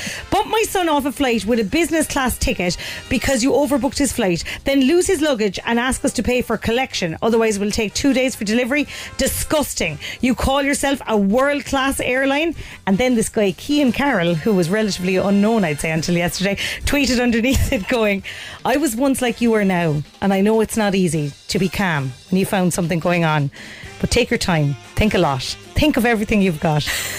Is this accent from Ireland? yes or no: yes; Glanmire, Munster, Ireland; I am from Glanmire, right?